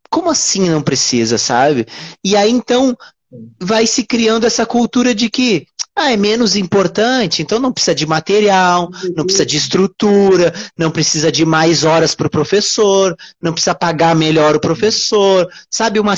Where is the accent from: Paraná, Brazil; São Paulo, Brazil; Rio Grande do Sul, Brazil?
Rio Grande do Sul, Brazil; now in Rio de Janeiro, Brazil; hoje eu sou gaúcho, mas hoje eu moro no Rio uhum. de Janeiro.